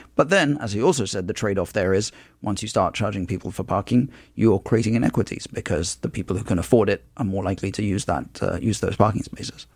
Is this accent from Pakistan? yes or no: no; London, United Kingdom; moved away as an adult; now in United States; I grew up in London, which is a city a lot like New York